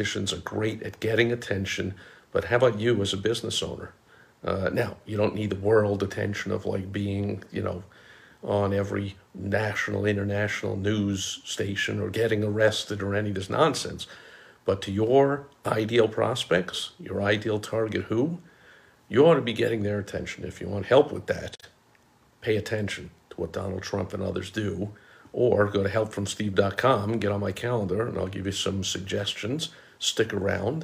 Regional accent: New York, United States; growing up in New York

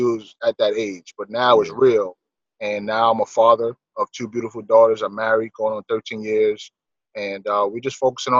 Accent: New York City, New York, United States; I'm originally from Bronx, New York. I grew up in a single-parent home.

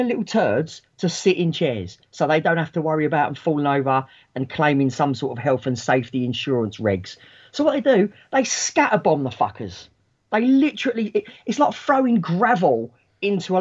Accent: London, United Kingdom; moved away as an adult; now in Kent, United Kingdom; I was born and raised in London, so I still work up that way.

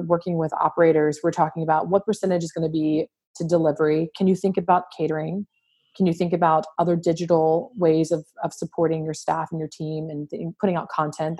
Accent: New Orleans, Louisiana, United States; I'm from born and raised in New Orleans

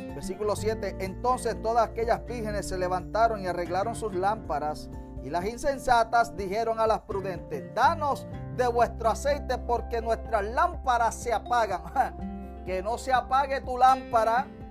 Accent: Utuado, Puerto Rico; en el barrio, amén, de los Pinos de Utuado, donde me crié

